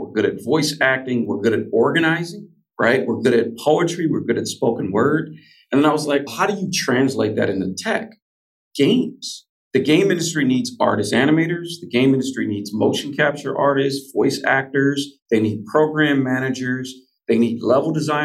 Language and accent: English; San Francisco, California, United States; I'm born and raised in San Francisco. I'm a Bay Area kid